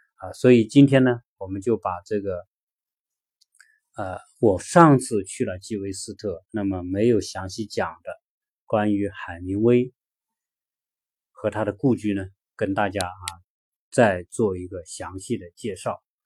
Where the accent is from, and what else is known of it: China; also born or lived in Los Angeles; now in Atlanta, United States